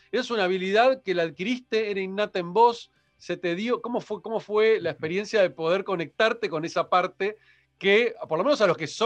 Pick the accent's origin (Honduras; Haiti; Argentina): Haiti; vengo de un mundo muy de Haití. Y todos los que somos de Haití en general, y esto lo pongo en general, este, no todos, pero en general somos muy retrotraídos